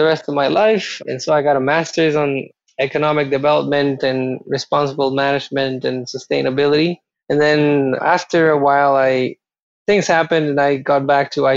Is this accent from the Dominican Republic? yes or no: no; Costa Rica; moved away; I'm originally from Costa Rica